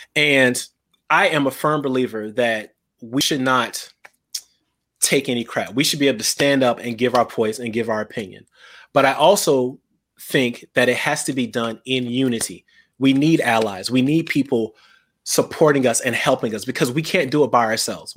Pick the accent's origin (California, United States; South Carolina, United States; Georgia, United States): South Carolina, United States; growing up in South Carolina